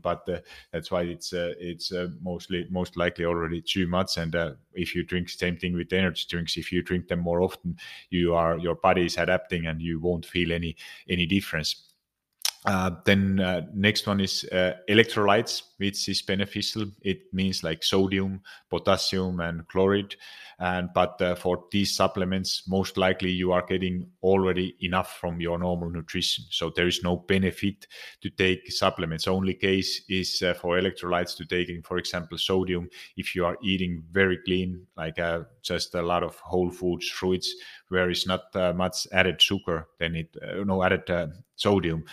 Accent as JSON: {"language": "English", "country": "Finland", "moved": "yes", "said": "I'm originally from Finland"}